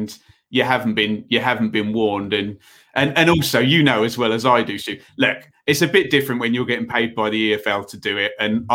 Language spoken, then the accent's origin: English; England, United Kingdom; I'm an English person